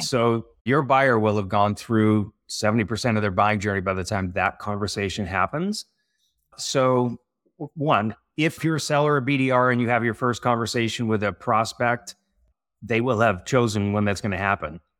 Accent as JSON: {"language": "English", "region": "California", "country": "United States", "also_born_or_lived": "San Francisco / Montreal", "said": "this California guy"}